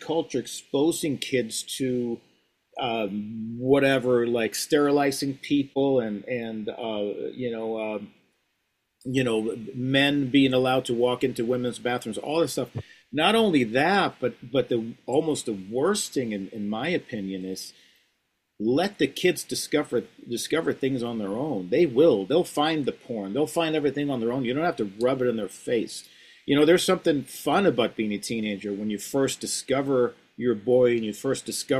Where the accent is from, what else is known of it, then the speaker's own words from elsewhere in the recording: Sweden; moved away; I grew up in Sweden